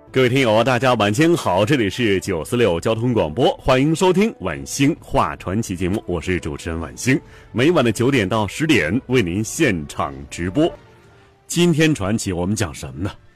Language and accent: Chinese; China; 在我们中国人看来啊